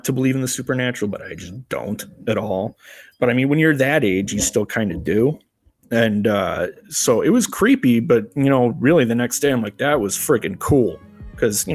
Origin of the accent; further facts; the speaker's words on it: Crystal Lake, Illinois, United States; I am from Crystal Lake, Illinois